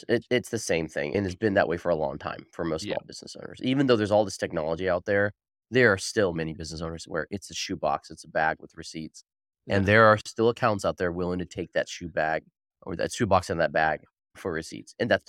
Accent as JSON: {"language": "English", "region": "Arizona", "country": "United States", "tie": "born or raised there", "said": "I was born and raised in Arizona. I went to Arizona State and studied accounting and business at Arizona State."}